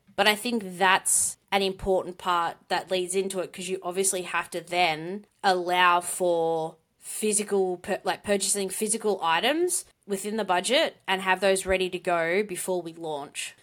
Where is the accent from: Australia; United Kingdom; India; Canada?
Australia; accent: Australian; with my Australian accent